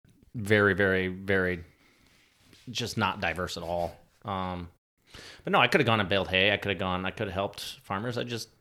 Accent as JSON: {"language": "English", "region": "Quad Cities", "country": "United States", "tie": "born or raised there", "said": "I grew up in just outside of the Quad Cities, which is Moline, Illinois, Davenport, Iowa, that area."}